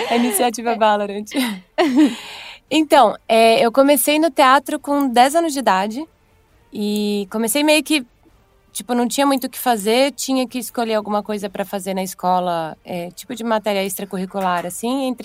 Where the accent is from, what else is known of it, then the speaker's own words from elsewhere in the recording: Mato Grosso, Brazil; Eu sou do Mato Grosso, mas fui para UFMG fazer a faculdade de teatro lá.